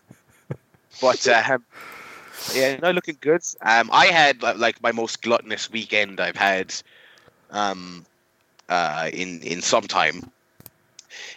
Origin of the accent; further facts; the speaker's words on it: Ireland; we are Irish